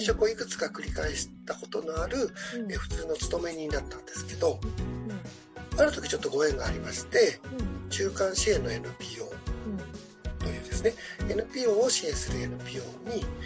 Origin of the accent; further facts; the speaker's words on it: Shizuoka, Japan; 私が静岡県生まれなので、静岡にある富士の国未来財団というところの理事もやってる